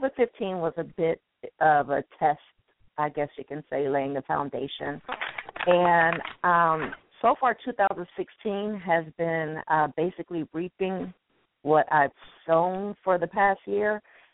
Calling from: California, United States; I'm calling from the beautiful San Fernando Valley.

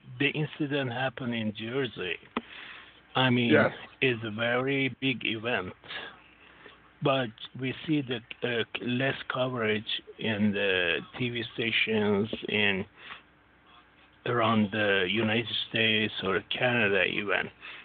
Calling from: Singapore; Yes, this is … from Singapore.

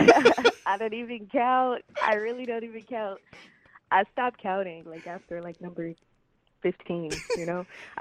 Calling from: Grand Rapids, Michigan, United States; The Mitten, calling in from Grand Rapids, Michigan.

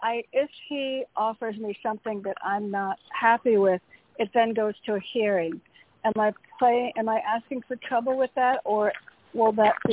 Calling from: Connecticut, United States; Hey, Toni, it's … from Connecticut.

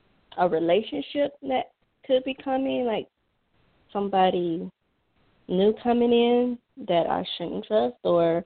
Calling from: Georgia, United States; I'm calling from Georgia.

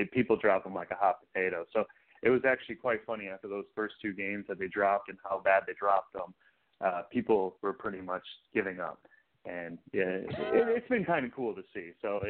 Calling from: Houston, Texas, United States; from Houston.

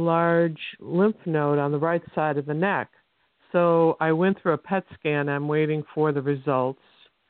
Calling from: Sebastian, Florida, United States; I'm calling from Sebastian, Florida.

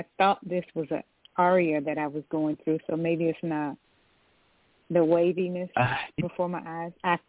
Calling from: Georgia, United States; I'm calling from Georgia.

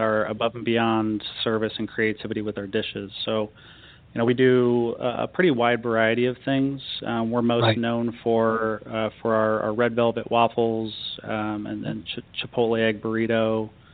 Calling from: Scottsdale, Arizona, United States; I'm calling from uh, sunny Scottsdale, Arizona.

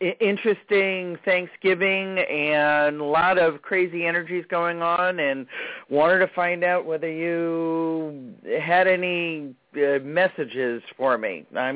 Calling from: Virginia, United States; I'm calling from Virginia.

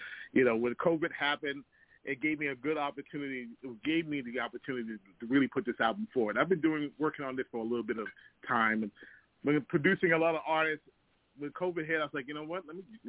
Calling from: Toronto, Ontario, Canada; I'm calling in from Toronto

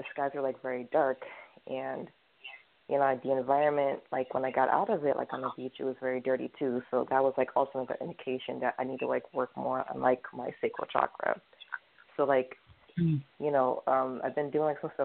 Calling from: New York City, New York, United States; I'm calling from Brooklyn

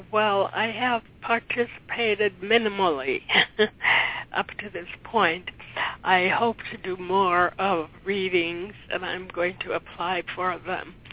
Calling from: Watertown, Massachusetts, United States

